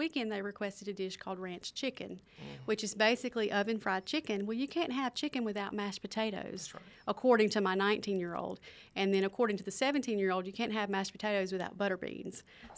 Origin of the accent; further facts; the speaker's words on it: Philadelphia, Mississippi, United States; my hometown. One of the newer things that we have in Philadelphia is the Ellis Theater.